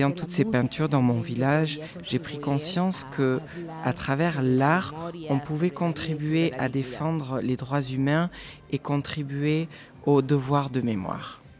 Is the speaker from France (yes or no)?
no; San Juan Comalapa, Chimaltenango, Guatemala; je suis Maya Kachikel. je suis originaire de San Juan Comalapa.